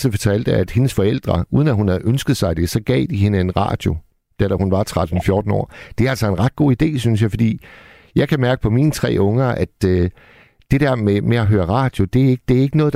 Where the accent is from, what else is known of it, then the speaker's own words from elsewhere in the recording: Hirtshals, North Denmark Region, Denmark; jeg arbejdede en overgang som natportier på et uh, hotel i Hirtshals, hvor jeg kommer fra.